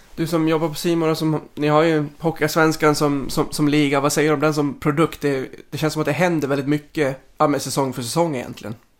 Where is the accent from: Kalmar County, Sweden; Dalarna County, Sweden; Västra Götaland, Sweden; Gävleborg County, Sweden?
Dalarna County, Sweden; Mora; jag är född och uppvuxen i Mora